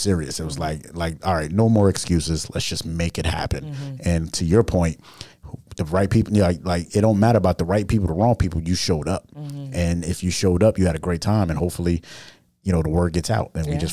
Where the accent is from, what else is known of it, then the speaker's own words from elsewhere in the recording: New York City, New York, United States; I'm from New York City where we move on moving objects all the time.